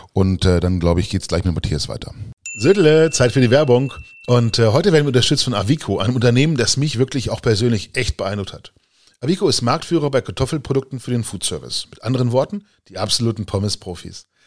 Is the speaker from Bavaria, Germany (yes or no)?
no; Lower Saxony, Germany; bei uns in Niedersachsen